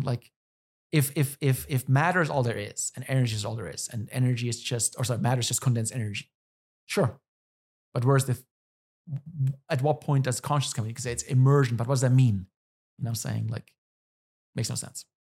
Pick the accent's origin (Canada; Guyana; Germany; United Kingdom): Germany; moved away as an adult; now in United States; I'm from Germany.